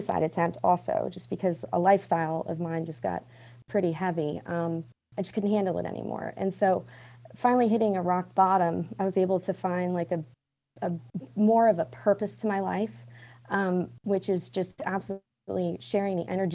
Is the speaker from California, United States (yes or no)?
no; Charleston, South Carolina, United States; also born or lived in Asheville, North Carolina; I grew up in Charleston